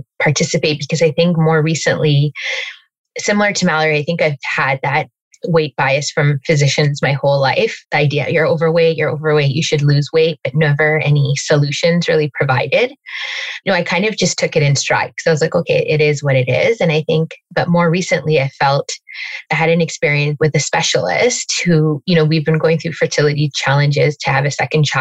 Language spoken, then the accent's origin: English; Calgary, Alberta, Canada; moved away as an adult; now in Toronto, Canada; I was actually born and raised in Calgary and moved to Toronto almost 14 years ago